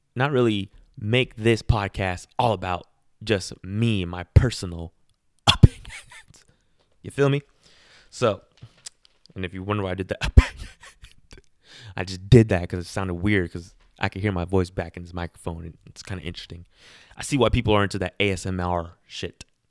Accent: Garden Grove, California, United States; I'm from Garden Grove, and that's how we party

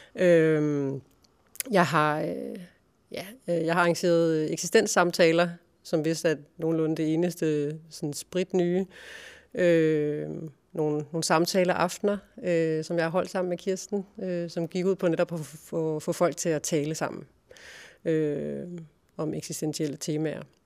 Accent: Funder, Central Denmark Region, Denmark; moved away as an adult; also born or lived in Silkeborg / Berlin / Karlebo; Jeg er født i Funder, uden for Silkeborg, øh, i 1978. Og øh, gik i skole, i Funder skole

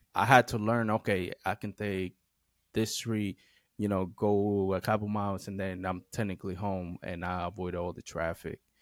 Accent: United States; moved away; growing up in the Eastern Shore, we have a lot of trees

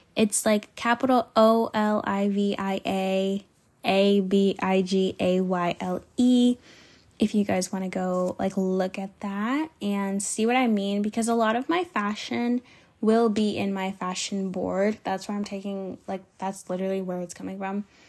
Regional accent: Georgia, United States; I was from Georgia

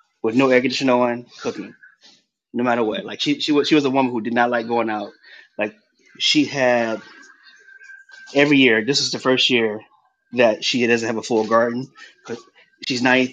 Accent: Columbia, South Carolina, United States; moved away as an adult; now in Brooklyn, United States; I was born and raised in Columbia, South Carolina.

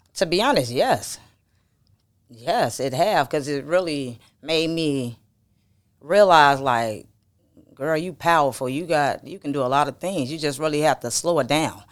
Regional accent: the South, United States; I'm from the South

